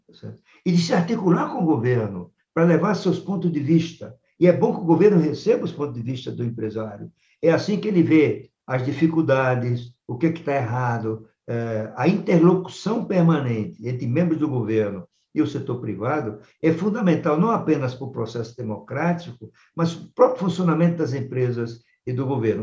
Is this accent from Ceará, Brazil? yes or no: no; Paraíba, Brazil; moved away; Sempre que eu vou à minha terra, lá na Paraíba